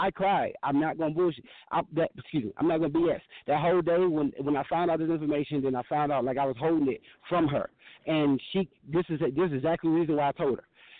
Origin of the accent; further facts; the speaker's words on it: Georgia, United States; also born or lived in Pittsburgh; now in Denver, United States; I have been living in three states since I've been dealing with y'all. I'm from Georgia, Pittsburgh, and now Denver.